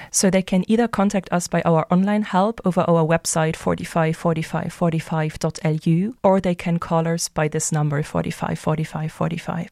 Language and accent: English; Luxembourg; also born or lived in Germany; I'm originally from Luxembourg, so I also grew up here